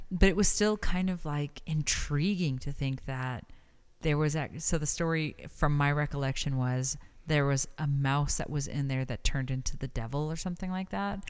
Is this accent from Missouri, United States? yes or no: no; El Paso, Texas, United States; born or raised there; moved away as an adult; also born or lived in New York; now in Las Cruces, United States